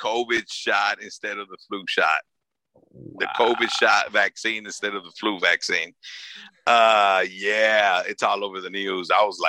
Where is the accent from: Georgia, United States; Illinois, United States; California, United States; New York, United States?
California, United States; Los Angeles; I grew up in South Central.